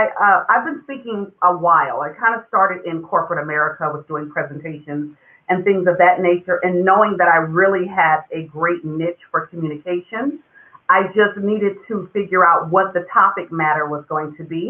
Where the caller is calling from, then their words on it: California, United States; I am in California, Northern California, in between San Francisco and Sacramento.